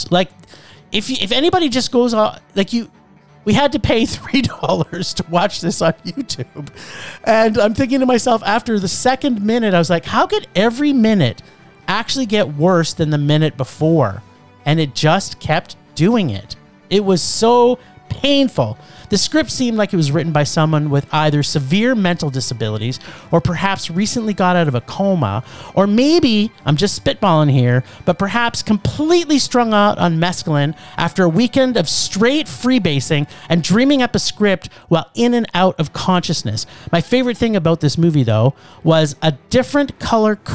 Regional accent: Canada; as a Canadian

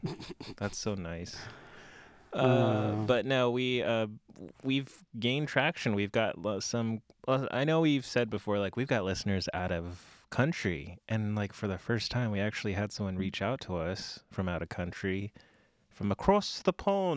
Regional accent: Canada; You outed me as a Canadian.

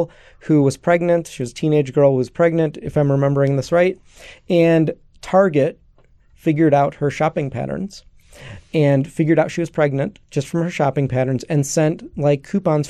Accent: Chicago, Illinois, United States; I'm Greek, I'm Greek American, grew up in Chicago

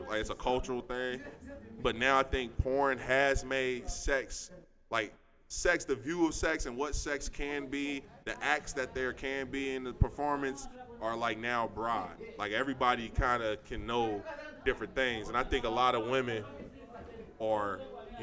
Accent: United States; also born or lived in Westchester; I grew up in the Fay in Lincoln Heights when I was younger

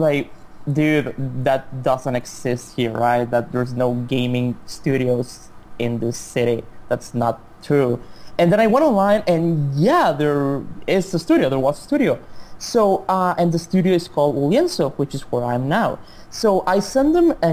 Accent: Chihuahua, Mexico; English is a second language; my hometown is called Chihuahua, like the dog.

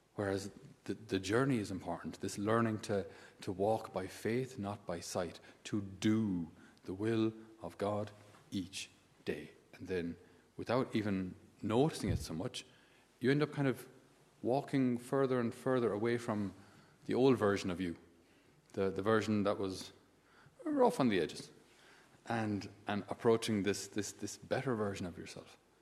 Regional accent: Ireland; in my school days, we didn't have anybody uh, who wasn't Irish

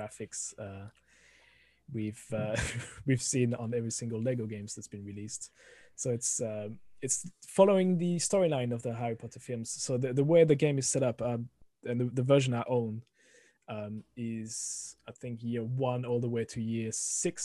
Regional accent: France; accent: French; English is a second language; moved away as an adult; now in United Kingdom; originally from France, as you can hear, the thick accent coming through the microphone

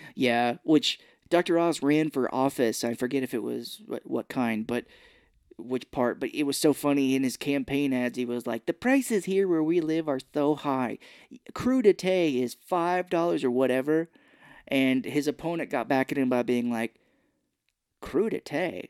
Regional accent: Missouri, United States; I grew up here in Missouri

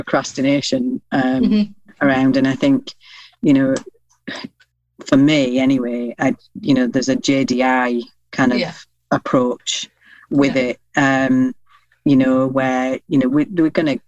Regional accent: Yorkshire and the Humber, United Kingdom; I'm a Yorkshire lass

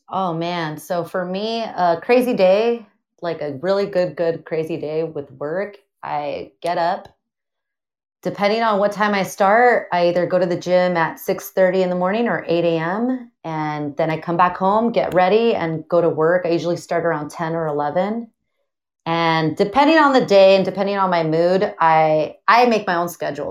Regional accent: Pomona, California, United States; also born or lived in Azusa, California; I am from Pomona, California. Grew up there basically my whole life.

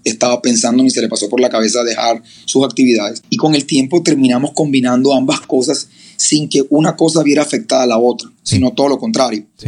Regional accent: Barranquilla, Atlántico, Colombia; soy de Barranquilla, Colombia, eh, en la costa colombiana

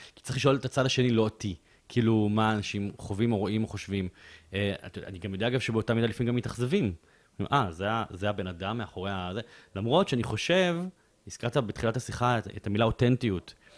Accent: Bat Yam, Tel Aviv District, Israel; אני גדלתי בבית צנוע, בבת ים

